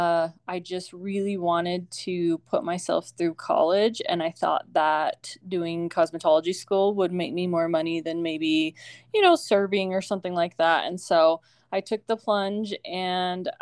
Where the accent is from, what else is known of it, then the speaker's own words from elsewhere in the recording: Arizona, United States; moved away as an adult; also born or lived in Utah; move back to my hometown